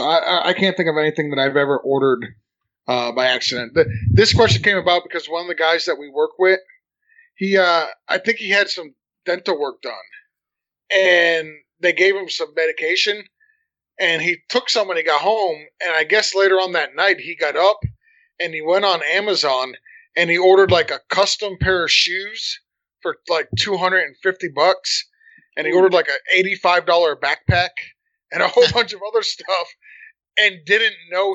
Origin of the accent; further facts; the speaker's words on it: Wyoming, United States; I'm from Wyoming. We just got these newfangled things.